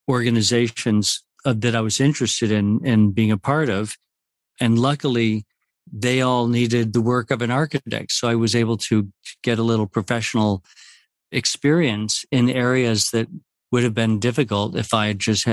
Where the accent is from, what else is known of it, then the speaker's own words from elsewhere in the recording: Puerto Rico; now in New York, United States; growing up in Puerto Rico in a society where that sharing is the most important quality